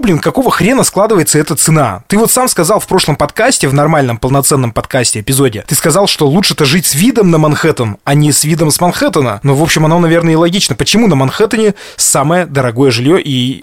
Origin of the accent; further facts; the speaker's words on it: Sverdlovsk Oblast, Russia; нашей Свердловской областью